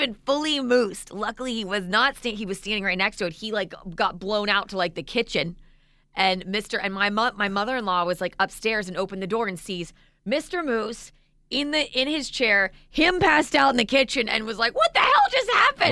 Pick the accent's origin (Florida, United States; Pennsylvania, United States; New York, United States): Florida, United States; Vero Beach; I remember growing up in Vero, um, where we lived for months.